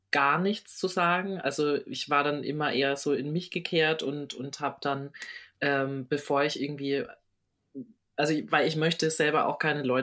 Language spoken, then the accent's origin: German; Düsseldorf, North Rhine-Westphalia, Germany; ich komme aus Düsseldorf.